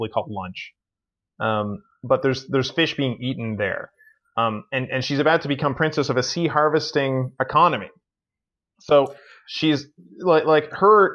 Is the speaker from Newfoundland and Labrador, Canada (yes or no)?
yes; Newfoundland and Labrador, Canada; I'm from Newfoundland and Labrador here in Canada